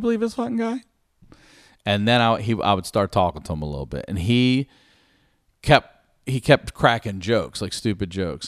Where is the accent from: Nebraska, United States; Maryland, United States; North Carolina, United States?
Maryland, United States; Baltimore; I'm from Baltimore